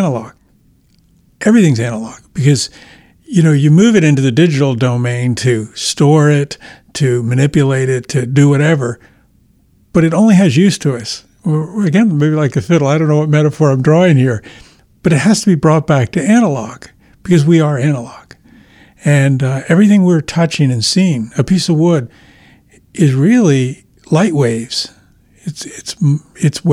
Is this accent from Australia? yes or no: no; Ireland; being Irish myself